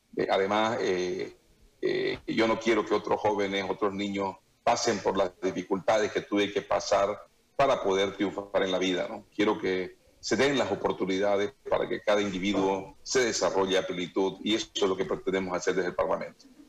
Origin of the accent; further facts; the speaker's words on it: Santa Cruz, Bolivia; un tema que a mí me da mucha pena como cruceño es la, la hidroeléctrica Rosita